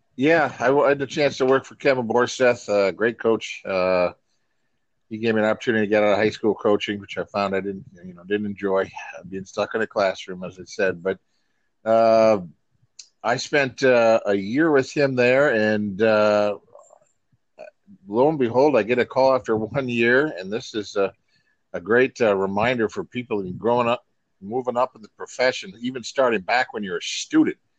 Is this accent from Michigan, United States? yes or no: yes; Iron River, Michigan, United States; moved away as an adult; also born or lived in Qatar; now in New York, United States; I grew up about 45 minutes from Iron Mountain, Michigan